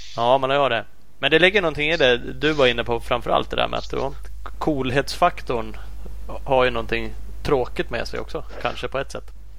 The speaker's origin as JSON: {"language": "Swedish", "country": "Sweden", "said": "som svensk"}